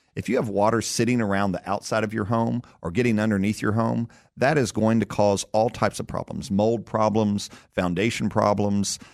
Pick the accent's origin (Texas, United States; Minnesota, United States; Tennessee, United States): Tennessee, United States; born and raised in Tennessee, and I've been a proud son of the state for a long time.